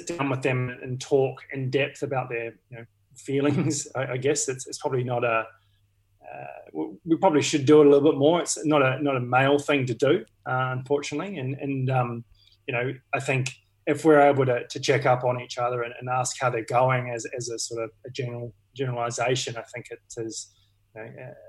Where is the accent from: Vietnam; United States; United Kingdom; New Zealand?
New Zealand; now in Australia; being a Kiwi